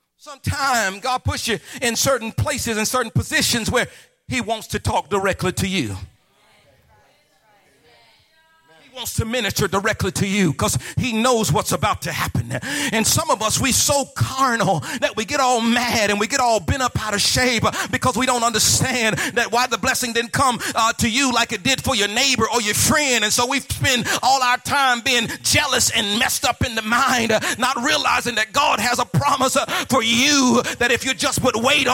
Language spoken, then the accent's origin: English; Midwest, United States; also born or lived in South; I'm from the Midwest and the South.